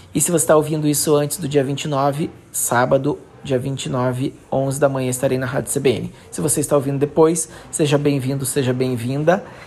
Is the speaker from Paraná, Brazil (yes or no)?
yes; Santo Antônio da Platina, Paraná, Brazil; moved away; lá no meu país, em Santo Antônio da Platina